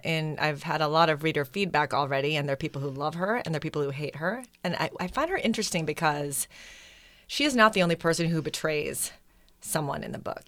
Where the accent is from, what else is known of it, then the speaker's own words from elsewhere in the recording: Wisconsin, United States; also born or lived in Manila, Philippines; I was born in Manila, but grew up in Wisconsin